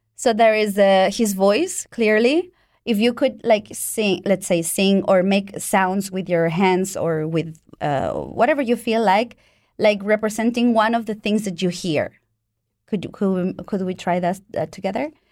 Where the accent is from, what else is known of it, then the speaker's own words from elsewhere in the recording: Mexico; moved away as an adult; also born or lived in Italy; now in Switzerland; I was born in Mexico